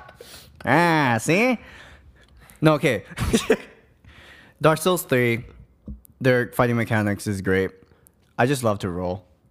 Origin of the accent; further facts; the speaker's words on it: Bangkok, Thailand; I'm from Bangkok